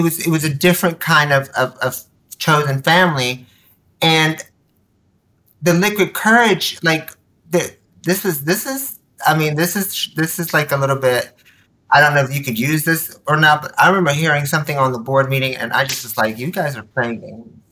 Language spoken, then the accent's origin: English; Nicaragua; now in United States; I was born in Nicaragua, Central America. You know, we were immigrants, came here, were dirt poor